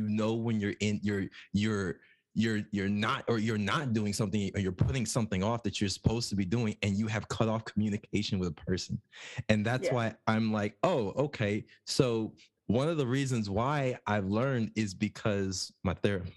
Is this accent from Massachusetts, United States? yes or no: no; New Jersey, United States; moved away; we're from Jersey